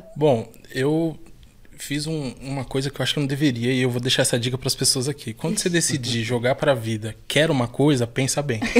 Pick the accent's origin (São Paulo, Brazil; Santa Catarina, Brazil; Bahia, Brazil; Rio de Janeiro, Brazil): São Paulo, Brazil; sou da favela Monte Azul, nascido e criado ali